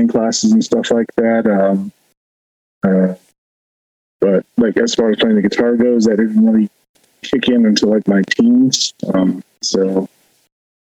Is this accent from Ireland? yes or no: no; Whiteriver, Arizona, United States; We're from White River, Arizona. You know, we're from the White Mountain Apache Reservation